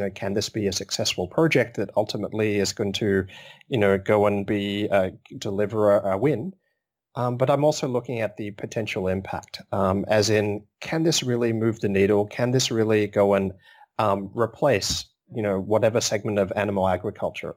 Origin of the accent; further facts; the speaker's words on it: Melbourne, Victoria, Australia; I'm from Melbourne